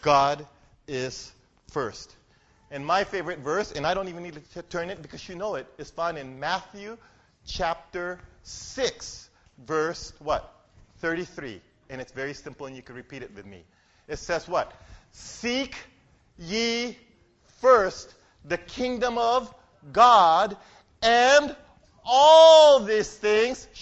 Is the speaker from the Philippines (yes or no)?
yes; Philippines; I'm a Filipino